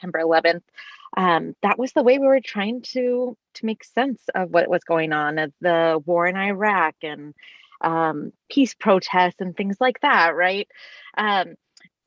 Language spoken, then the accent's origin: English; California, United States; now in Washington, D.C., United States; while I'm from California, I live in Washington, D.C. with my family now